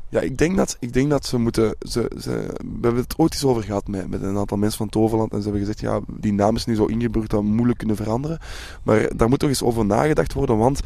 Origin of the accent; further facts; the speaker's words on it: Belgium; wij als Belg